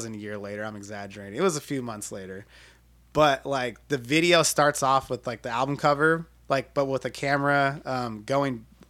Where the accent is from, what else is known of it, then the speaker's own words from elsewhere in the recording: Bakersfield, California, United States; moved away; also born or lived in Los Angeles; my hometown Bakersfield